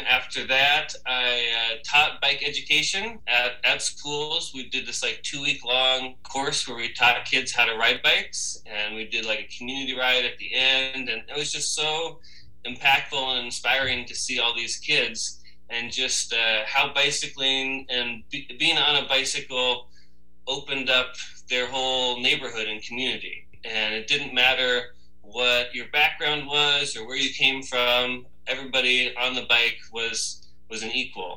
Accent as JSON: {"language": "English", "town": "Seattle", "region": "Washington", "country": "United States", "tie": "born or raised there", "said": "I grew up in Seattle"}